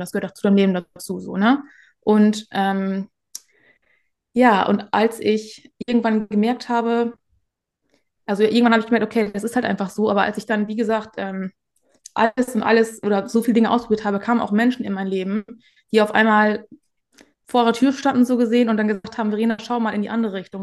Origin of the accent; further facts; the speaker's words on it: Northern Germany, Germany; komme aus dem Norden